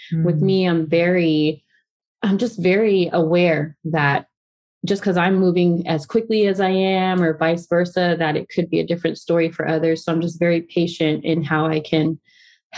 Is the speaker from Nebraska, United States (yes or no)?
no; San Antonio, Texas, United States; moved away as an adult; now in San Diego, United States; I'm originally from Texas. I'm a San Antonio girl, San Antonio cowgirl